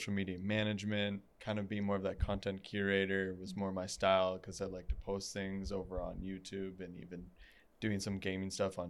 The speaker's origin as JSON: {"language": "English", "town": "New Hamburg", "region": "Ontario", "country": "Canada", "moved": "yes", "lives_now": "London, Canada", "said": "I'm from New Hamburg"}